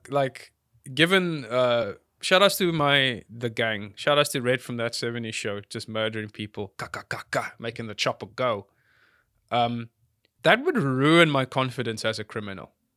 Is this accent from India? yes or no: no; South Africa; I'm a South African